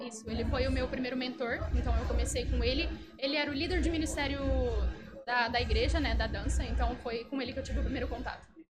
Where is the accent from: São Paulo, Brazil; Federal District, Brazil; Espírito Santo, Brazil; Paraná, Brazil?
São Paulo, Brazil; São José do Rio Preto; eu sou de São José do Rio Preto